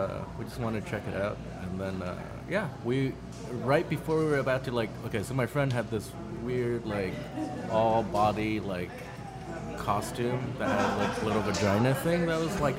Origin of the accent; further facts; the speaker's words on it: Alaska, United States; moved away as an adult; also born or lived in Shanghai / Chicago; I was, and then I grew up in Alaska, mostly.